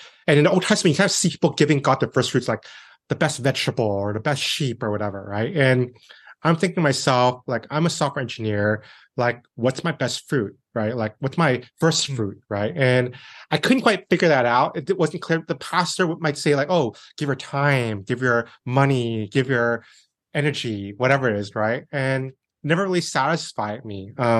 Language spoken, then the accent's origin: English; San Francisco, California, United States; I was born here in San Francisco, basically. And growing up, my dad was into technology as well.